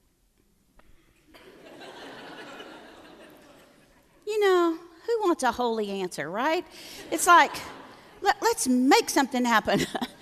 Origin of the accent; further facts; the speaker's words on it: Floydada, Texas, United States; I'm from a little town in the panhandle of Texas. I'm from Floydada, Texas